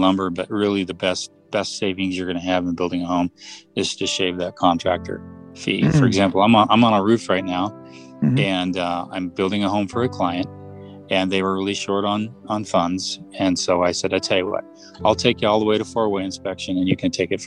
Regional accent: Westlake Village, California, United States; now in Utah, United States; I grew up in the Westlake Village, California

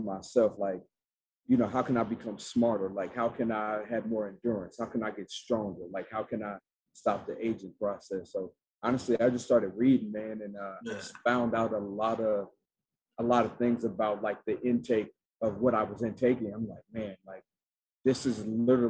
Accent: Atlanta, Georgia, United States; I'm from Atlanta, Georgia, and man, my people like deep-rooted South.

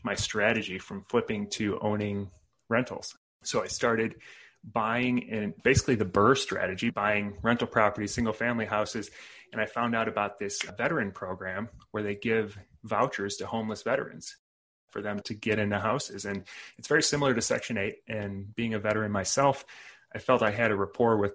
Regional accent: Chicago suburbs, Illinois, United States; moved away as an adult; So originally born and raised in the Chicago suburbs

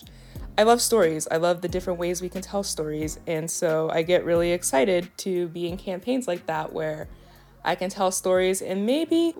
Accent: San Gabriel Valley, California, United States; moved away as an adult; also born or lived in DMV area; now in Washington DC area, United States; I grew up in the San Gabriel Valley in California

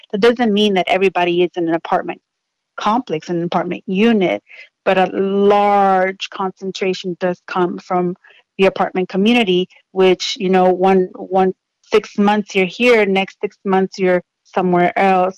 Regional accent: Houston, Texas, United States; I grew up in Southwest Houston in the 80s

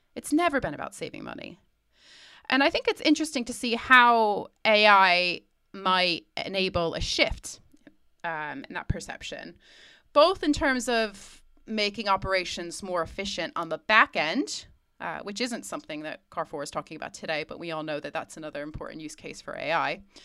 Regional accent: United States; as an American

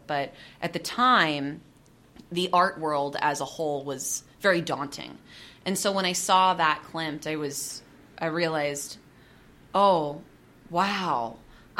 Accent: Seattle, Washington, United States; I'm from Seattle

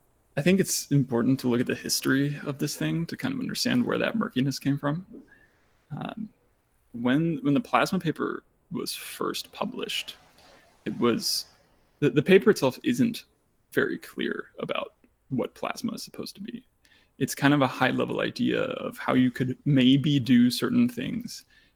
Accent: Germany; born there; I was born in Germany, but I unfortunately don't speak much German.

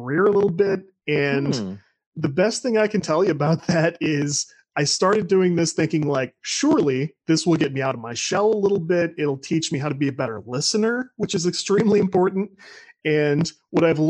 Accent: St. Louis, Missouri, United States; I'm from Greater St. Louis, Missouri

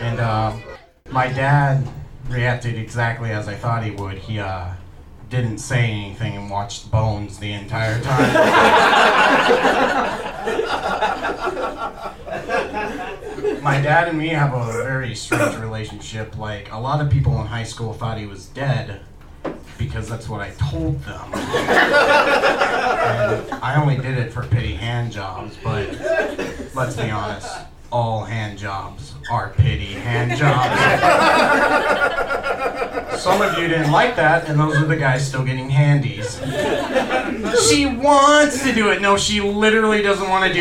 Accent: Bedford, Indiana, United States; I grew up in Bedford, Indiana

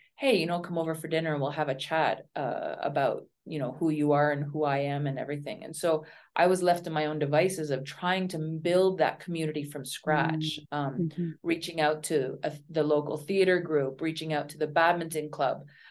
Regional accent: Ottawa, Ontario, Canada; moved away as an adult; also born or lived in South Korea / Turkey / Oman / China; teaching in Arnprior and outside of Ottawa, my hometown

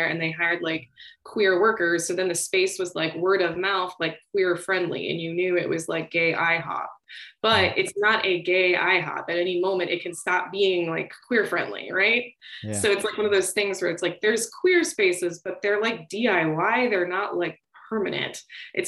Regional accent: Orlando, Florida, United States; I grew up in Orlando. I went to Winter Park

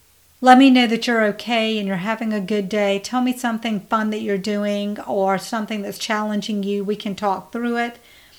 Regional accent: India; We actually don't have coffee, we drink tea. We're Indian, so we drink tea.

